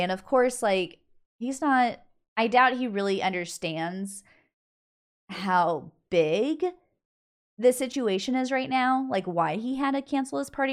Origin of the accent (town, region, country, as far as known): United States